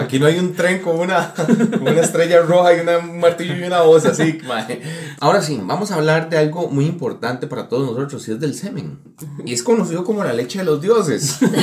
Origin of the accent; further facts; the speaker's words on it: Costa Rica; uno como costarricense